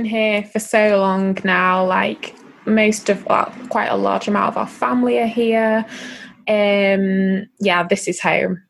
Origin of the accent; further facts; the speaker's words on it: Manchester, North West England, United Kingdom; Manchester, yeah.